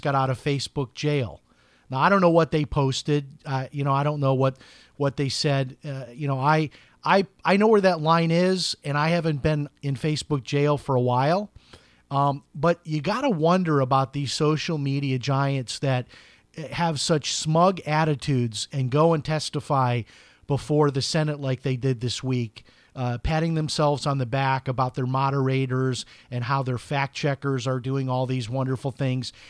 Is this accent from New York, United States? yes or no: no; Chicago, Illinois, United States; I grew up in Chicago, a very political place.